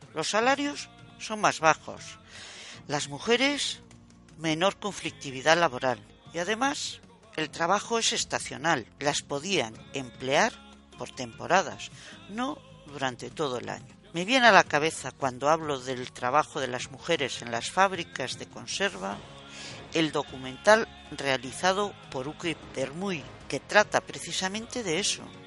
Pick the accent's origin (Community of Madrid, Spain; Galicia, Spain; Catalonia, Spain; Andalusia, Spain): Galicia, Spain; Vigo; en mi pueblo natal, Bouzas